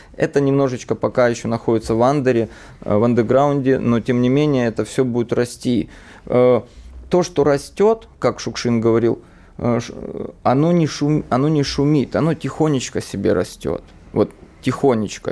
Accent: Donbas, Ukraine; now in Russia; родился и рос в Донбассе, на Донбассе

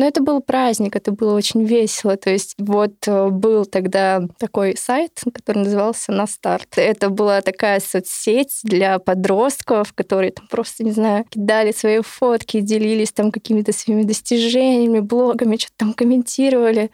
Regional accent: Krasnodar Krai, Russia; я, наверное, представляю южный регион нашей страны, потому что я не из Москвы

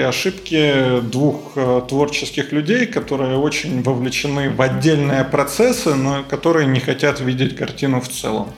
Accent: Moscow, Russia; Я вырос, родился в Москве.

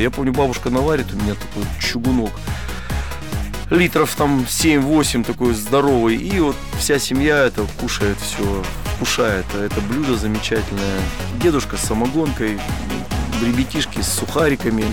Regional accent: Siberia, Russia; moved away as an adult; also born or lived in Novosibirsk / Moscow; это моя родина, моя малая родина, это Сибирь

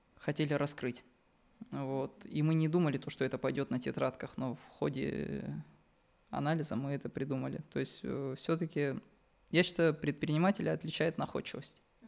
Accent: Dagestan, Russia; now in Moscow Oblast, Russia; я из Дагестана

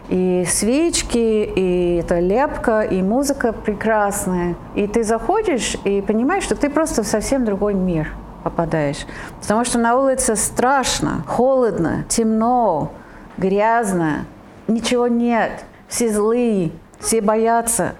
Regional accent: Italy; now in Russia; я родилась в Италии

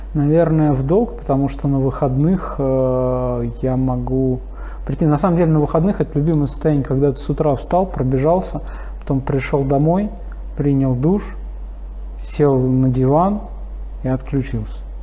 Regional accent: Moscow, Russia; мы переехали на Каширку. И там вот, собственно говоря, в... я и пошел в школу, в пятый класс

